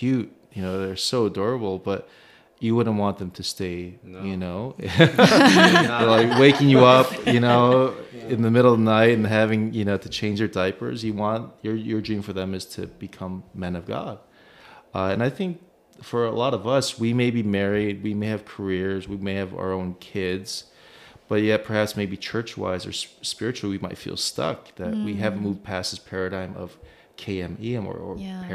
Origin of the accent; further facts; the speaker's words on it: Chicago, Illinois, United States; moved away as an adult; also born or lived in Los Angeles / Korea; now in Dallas, United States; growing up in Chicago